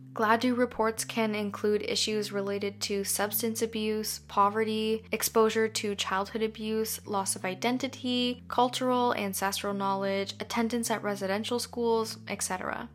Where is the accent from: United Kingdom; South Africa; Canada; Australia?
Canada; being Canadian myself